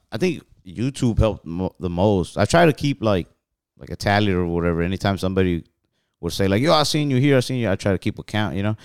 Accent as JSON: {"language": "English", "region": "Texas", "country": "United States", "said": "we're from Texas"}